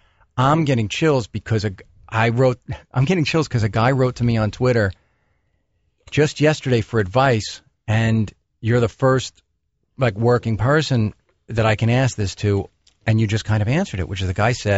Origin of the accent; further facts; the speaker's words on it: New York, United States; Well, I'm a New Yorker, so when I'm in L.A. driving around